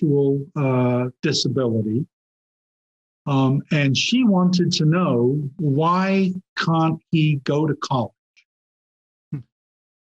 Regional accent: England, United Kingdom; moved away; I grew up in England

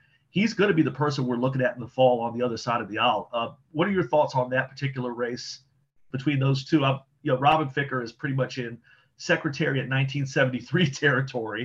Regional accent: Prince George's County, Maryland, United States; I grew up in Prince George's County, was there until about 2000. So I'm a Prince George's County kid myself.

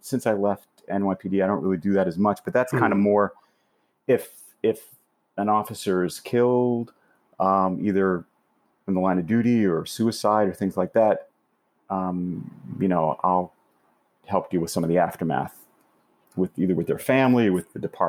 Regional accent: Florida, United States; also born or lived in California; now in New York, United States; So I could say I was born in Miami.

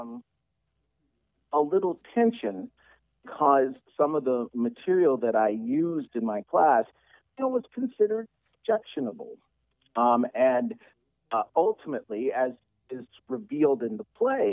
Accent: Detroit, Michigan, United States; I'm from Detroit

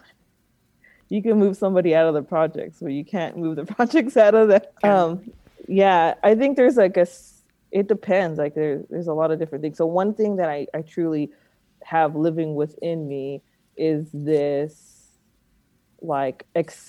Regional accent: Alameda, California, United States; also born or lived in Oakland; I grew up in Alameda, which is a nice little town

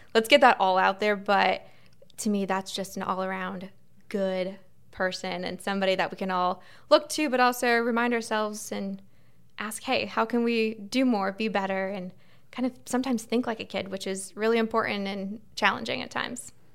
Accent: Melbourne, Florida, United States; moved away as an adult; now in Tallahassee, United States; I grew up in Melbourne, so in the Space Coast, right along the beach

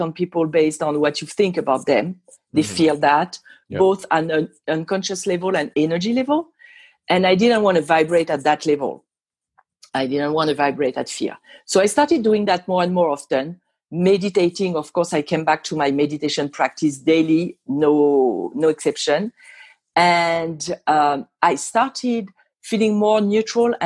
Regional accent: Île-de-France, France; English is a second language; also born or lived in Normandy, France; now in Las Vegas, United States; I'm not from here. I'm originally from France

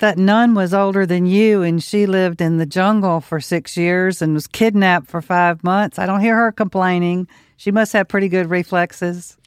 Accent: Mississippi, United States; now in Louisiana, United States; I grew up in Mississippi. It's rural area.

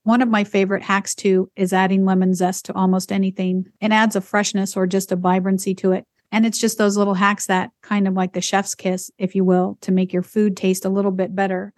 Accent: Idaho, United States; I grew up in Idaho

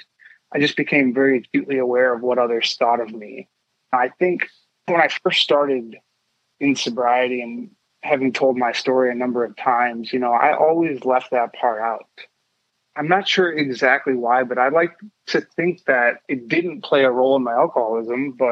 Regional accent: Ann Arbor, Michigan, United States; also born or lived in Chicago, Illinois; My family ended up moving to Ann Arbor, Michigan, and I like to call most of my childhood in Ann Arbor sort of what I remember the most

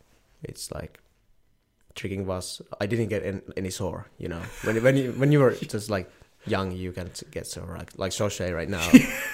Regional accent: Finland; I'm from Finland.

